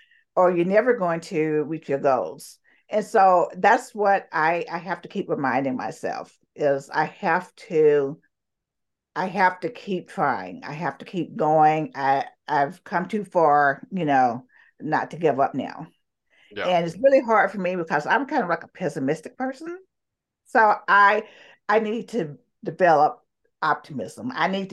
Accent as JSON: {"language": "English", "region": "the South", "country": "United States", "tie": "born or raised there", "said": "I grew up in the South. I mean, how can I not be?"}